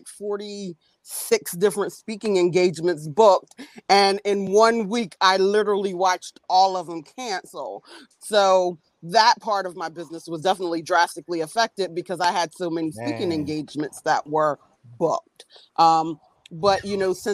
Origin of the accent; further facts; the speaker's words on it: Delaware, United States; now in Philadelphia area, United States; I'm from Delaware. I currently live right outside of Philly